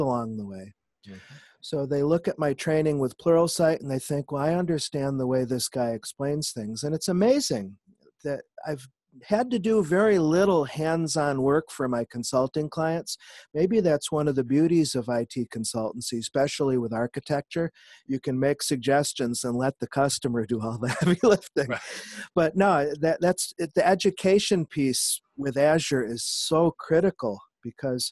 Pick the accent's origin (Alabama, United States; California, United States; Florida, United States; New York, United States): New York, United States; Syracuse; now in Nashville, United States; I'm originally from Syracuse, New York, but I've lived in Nashville, Tennessee for the last 20